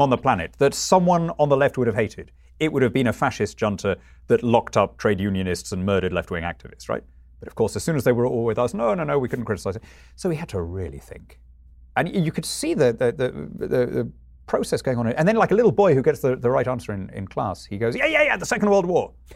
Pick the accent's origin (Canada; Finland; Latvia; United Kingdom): United Kingdom; I'm British rather than European